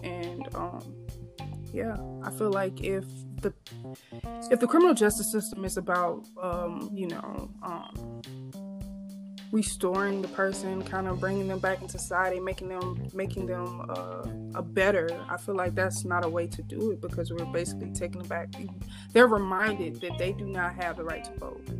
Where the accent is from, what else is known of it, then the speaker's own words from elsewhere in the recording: Vicksburg, Mississippi, United States; moved away as an adult; now in Michigan, United States; my home state of Mississippi, um, particularly my city in Vicksburg